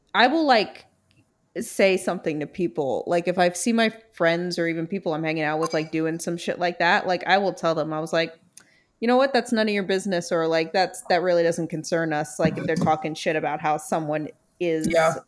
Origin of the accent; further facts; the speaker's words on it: New York City, New York, United States; I just was born in Brooklyn and thrilled about it